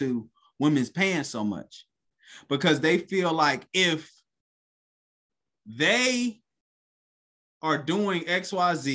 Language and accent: English; Cleveland, Ohio, United States; growing up, I'm from Cleveland.